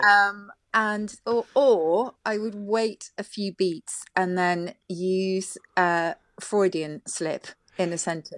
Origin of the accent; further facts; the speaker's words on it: South of England, United Kingdom; I come from the South